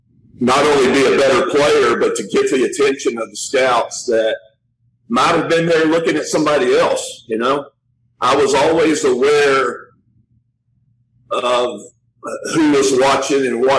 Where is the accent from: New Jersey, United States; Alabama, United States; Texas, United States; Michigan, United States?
Texas, United States; Tyler; I'm from East Texas, from Tyler, right outside of Dallas.